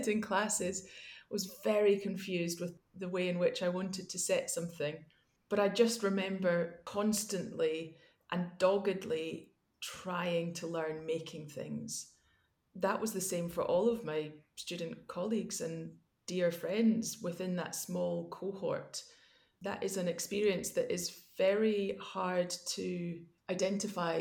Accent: Glasgow, Scotland, United Kingdom; also born or lived in Edinburgh / London; grew up in Glasgow

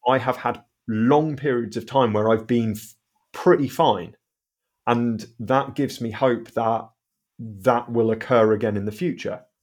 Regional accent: South Devon, South West England, United Kingdom; also born or lived in Southampton; I've always grown up in South Devon

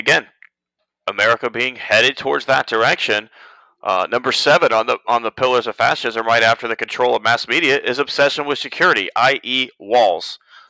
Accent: Texas, United States; I'm from Texas.

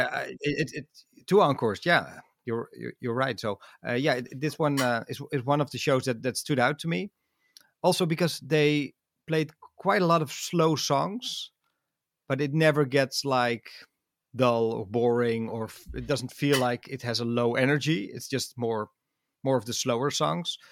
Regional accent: Netherlands; English is a second language

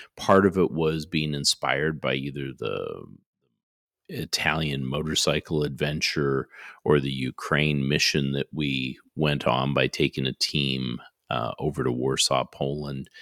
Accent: Canada; now in Garland, United States; I grew up in Canada

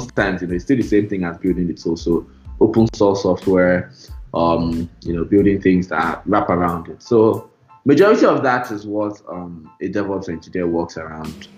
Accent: Nigeria; I'm Nigerian

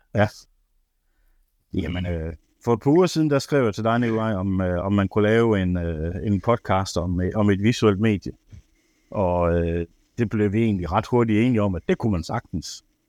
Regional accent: Ribe, Southern Denmark, Denmark; now in Aarhus, Denmark; Jeg er fra Ribe af

